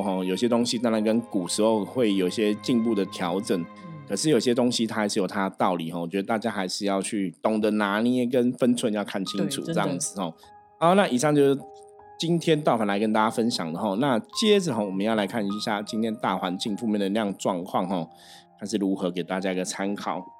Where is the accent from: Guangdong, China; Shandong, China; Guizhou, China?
Guangdong, China; Shenzhen; 所以我们常常讲，像我们深圳人出去，我们说其实自己对自己的自我要求还是很重要啦。